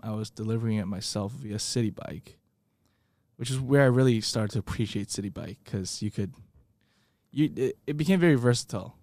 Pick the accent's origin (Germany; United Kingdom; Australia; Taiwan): Taiwan; moved away as an adult; now in United States; growing up in Taiwan